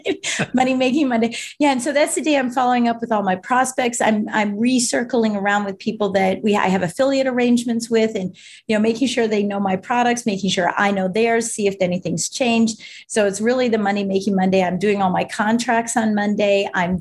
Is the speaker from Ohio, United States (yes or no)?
no; Colorado, United States; born there; So I was born in Colorado. My dad's from Colorado. My mom's from Michigan.